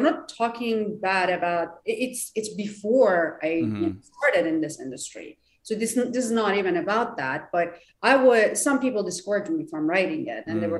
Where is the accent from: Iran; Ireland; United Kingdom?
Iran; English is a second language; moved away as an adult; now in Southern California, United States; I'm from Iran